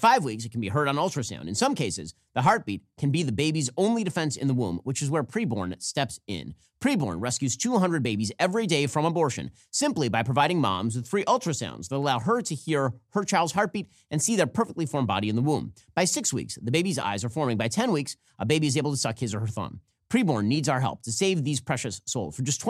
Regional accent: United States; I'm going to call him Denis because I'm American

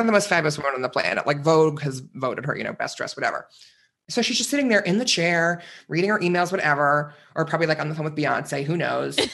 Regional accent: Northeast, United States; moved away; I grew up in the Northeast.

